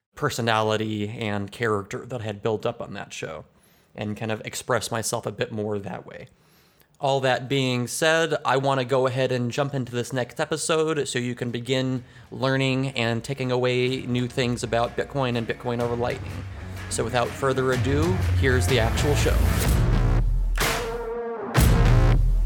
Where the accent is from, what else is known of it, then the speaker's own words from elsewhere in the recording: United States; I'm from the United States